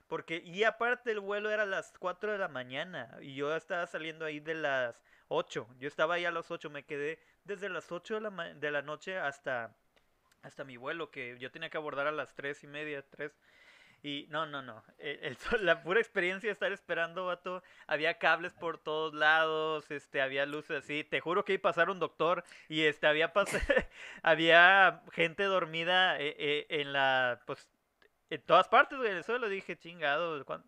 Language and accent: Spanish; Mexico